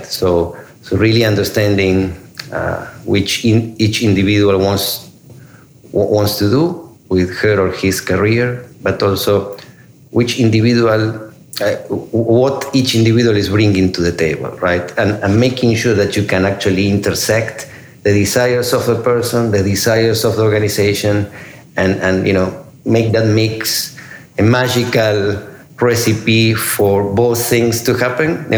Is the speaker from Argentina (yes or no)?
yes; Argentina; moved away as an adult; also born or lived in Italy / Singapore / China / India; now in United States; I'm originally from Argentina. I came to the U.S. 20 years ago